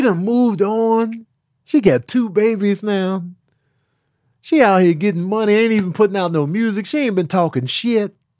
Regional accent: Chicago, Illinois, United States; moved away; also born or lived in the South (US); I had three white teachers that I remember growing up in Chicago.

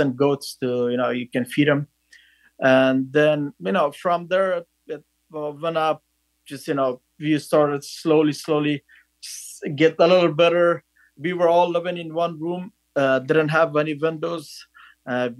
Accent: northern Afghanistan, Afghanistan; English is a second language; moved away as an adult; I was born in northern Afghanistan in a small village

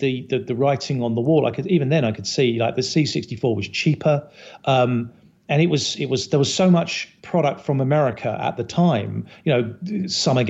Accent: Herne Bay, South East England, United Kingdom; moved away as an adult; also born or lived in Chicago; now in United States; I'm from Kent. So I'm from a little town called Herne Bay. Just north of Canterbury. I spent way too many years there

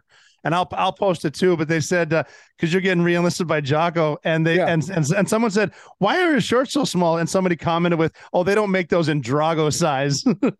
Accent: Montana, United States; I'm just from Montana.

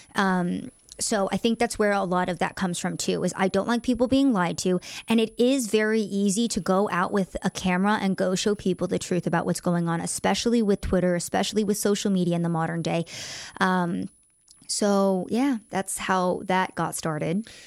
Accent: United States; I am American

